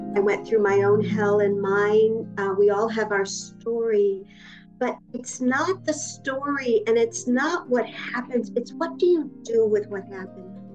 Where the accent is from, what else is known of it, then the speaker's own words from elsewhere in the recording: Rochester, New York, United States; also born or lived in Vancouver; now in New York, United States; I was born upstate New York. I was born okay. in Rochester, New York